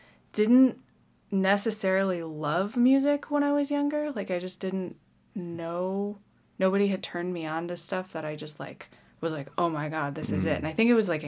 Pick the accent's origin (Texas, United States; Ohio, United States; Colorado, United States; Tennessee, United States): Colorado, United States; Colorado Springs; also born or lived in Boulder; I grew up in Colorado Springs